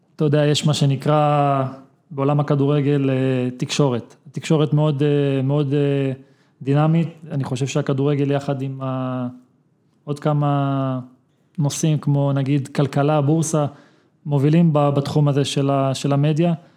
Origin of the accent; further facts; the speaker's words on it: Israel; אנחנו כישראלים